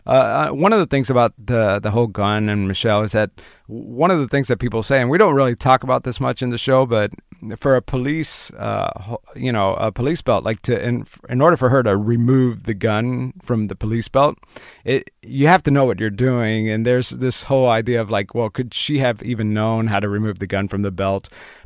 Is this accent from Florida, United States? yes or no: yes; Florida, United States; I'm from Florida